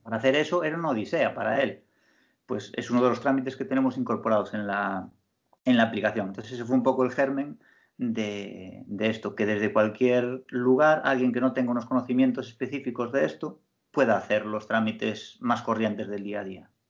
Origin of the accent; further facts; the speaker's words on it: Galicia, Spain; como buen gallego